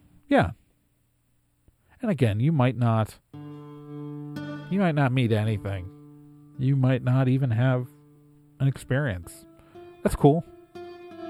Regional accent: Wisconsin, United States; I'm from Wisconsin

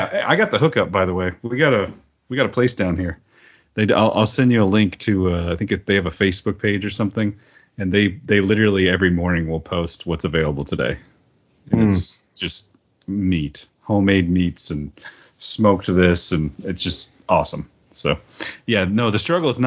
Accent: Oklahoma, United States; I was raised in Oklahoma and then I joined the military.

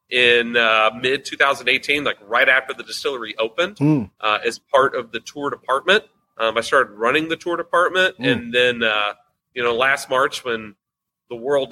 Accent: Louisville, Kentucky, United States; moved away as an adult; now in southern Indiana, United States; So I am from here in Louisville, Kentucky, where the distillery is born. I was born here in Louisville. I actually live right over the river. In southern Indiana

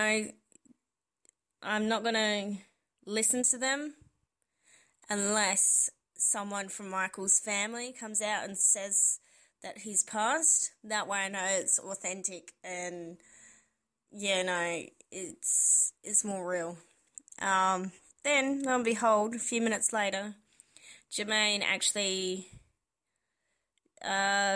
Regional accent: Adelaide, South Australia, Australia; from Adelaide in South Australia.

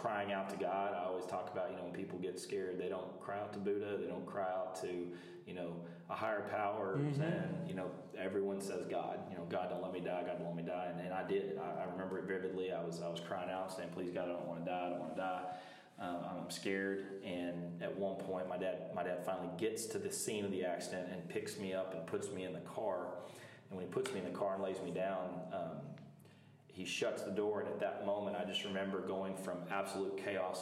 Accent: Texas, United States; also born or lived in Clifton, Texas / Long Springs, Texas / Arlington, Texas / Springtown, Texas; I'm Texas born and raised

